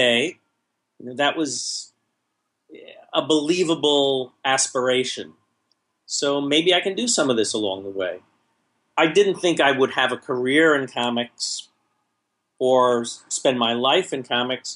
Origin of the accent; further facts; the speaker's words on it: New York City, New York, United States; When I was growing up in Brooklyn, the normal thing was for kids to have a carton of comics